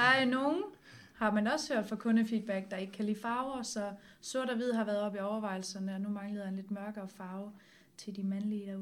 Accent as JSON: {"language": "Danish", "town": "Herning", "region": "Central Denmark Region", "country": "Denmark", "said": "jeg kommer fra Herning, og der snakker alle med alle"}